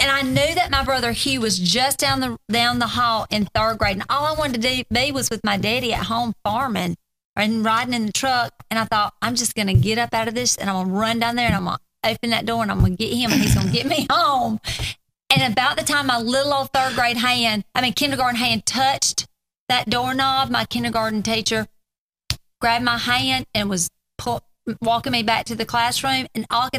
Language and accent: English; the South, United States; we are from the South.